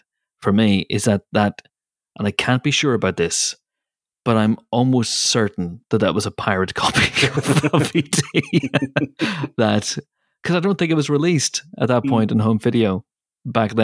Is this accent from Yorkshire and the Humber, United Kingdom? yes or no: no; Banbridge, Northern Ireland, United Kingdom; Banbridge, Northern Ireland, which is my hometown